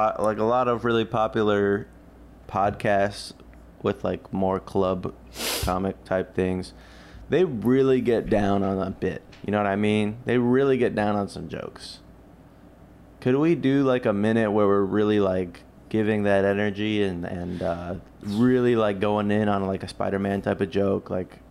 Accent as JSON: {"language": "English", "region": "Maryland", "country": "United States", "tie": "born or raised there", "said": "In the shadows. In the shadows of Maryland."}